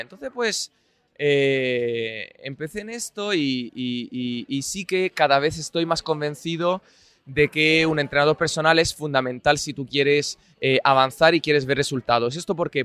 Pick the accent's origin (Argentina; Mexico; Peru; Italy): Italy; now in Madrid, Spain; yo soy un filólogo italiano